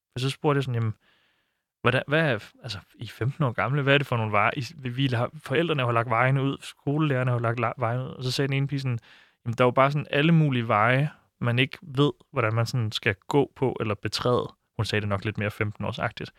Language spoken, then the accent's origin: Danish; Silkeborg, Central Denmark Region, Denmark; den by, hvor jeg voksede op i Silkeborg